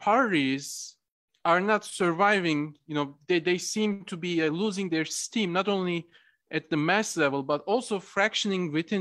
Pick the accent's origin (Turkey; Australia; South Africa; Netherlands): Turkey; I'm originally from Turkey.